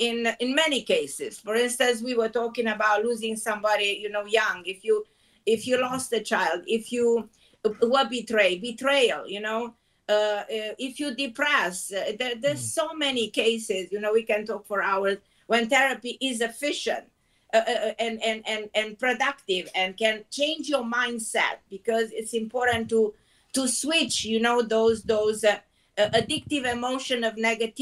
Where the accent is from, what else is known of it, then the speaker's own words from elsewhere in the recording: Israel; now in New York, United States; I came from Israel and moved to New York.